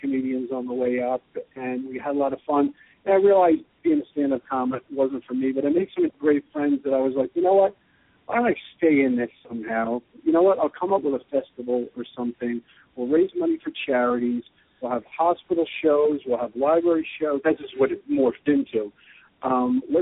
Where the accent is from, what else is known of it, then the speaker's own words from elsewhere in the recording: New Rochelle, New York, United States; moved away as an adult; now in Austin, United States; I was born in Rochelle, not in South America or Alaska or the North Pole